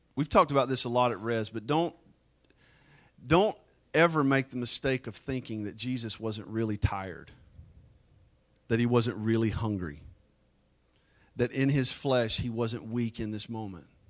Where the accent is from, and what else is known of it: United States